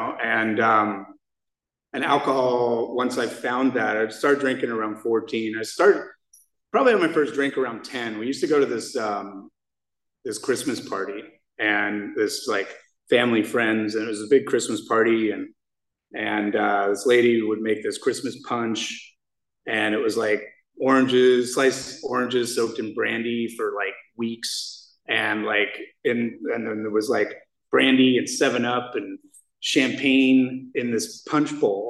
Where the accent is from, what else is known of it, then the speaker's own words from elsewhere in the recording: Scotland, United Kingdom; now in United States; when I was raised in Scotland, and I was a Scottish Jew